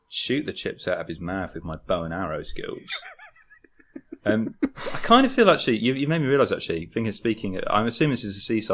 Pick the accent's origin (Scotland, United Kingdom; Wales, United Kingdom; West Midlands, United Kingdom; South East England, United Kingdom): West Midlands, United Kingdom; Birmingham; accent: Brummie; I come from Birmingham originally